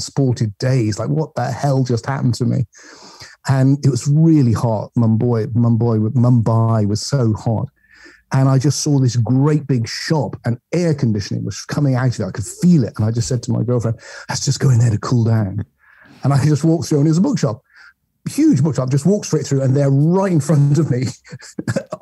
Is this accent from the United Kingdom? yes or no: yes; England, United Kingdom; I'm English